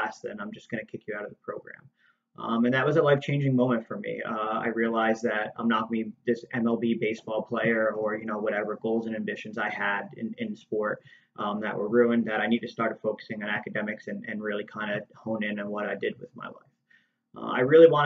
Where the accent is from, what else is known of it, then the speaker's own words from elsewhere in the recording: Toms River, New Jersey, United States; I grew up in Toms River, New Jersey